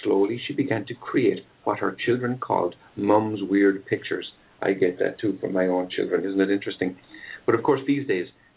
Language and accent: English; Ireland; also born or lived in West coast of the United States; now in United States; I'm Irish